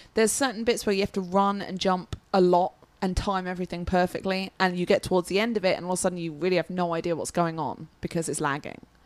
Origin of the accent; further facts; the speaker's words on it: England, United Kingdom; I'm English